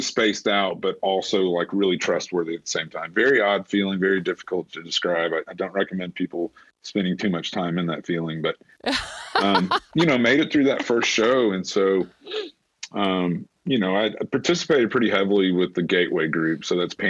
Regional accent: Huntsville, Alabama, United States; my hometown here in Huntsville

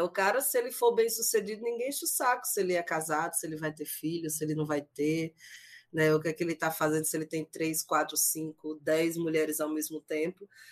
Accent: Sergipe, Brazil; eu sou sergipana

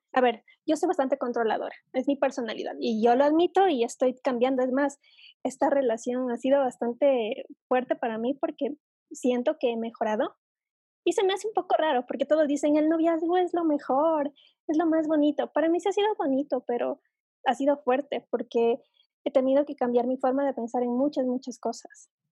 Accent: Ecuador; aquí en mi país es bastante común que el chico vaya a pedir la mano de la chica a la familia

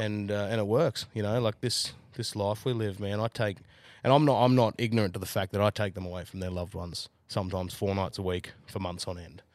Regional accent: Jindabyne, New South Wales, Australia; also born or lived in Newcastle; now in Central Queensland, Australia; I'm from Ginderbine

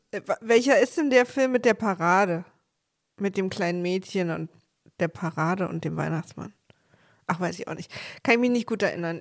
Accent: East Germany, Germany; ich als Ossi

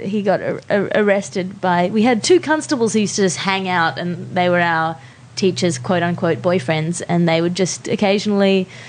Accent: Sydney, New South Wales, Australia; moved away as an adult; now in Melbourne, Australia; Sydney. I grew up in Rose Bay, Double Bay.

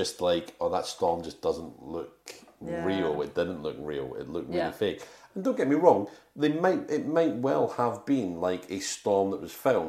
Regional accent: Scotland, United Kingdom; now in England; I'm a Scotsman.

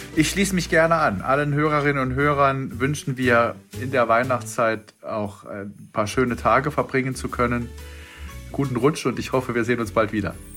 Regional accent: Freiburg im Breisgau, Baden-Württemberg, Germany; bin ich da als Freiburger

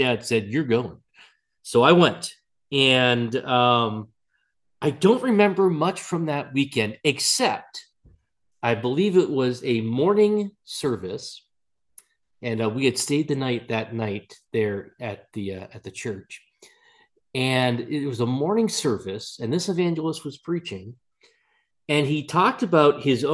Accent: Massachusetts, United States; you and I both came from Massachusetts. I was raised in Massachusetts

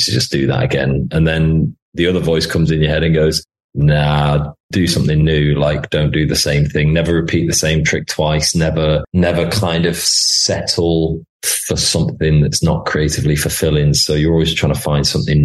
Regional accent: United Kingdom; there's not many things that make me love being British

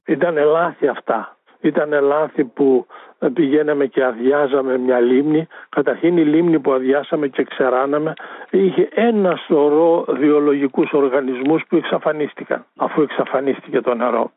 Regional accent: a village near Drama, Eastern Macedonia and Thrace, Greece; στο χωριό μου ήταν 400 κάτοικοι, τώρα είναι 40. Και μιλάμε για ένα χωριό που είναι προάστιο της δράμας

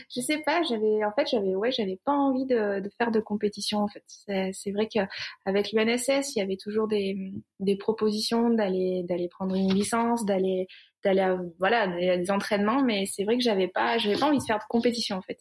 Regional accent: Cantal, near Saint-Flour, Auvergne-Rhône-Alpes, France; J'ai grandi dans le Cantal, euh, à côté de Saint-Flour

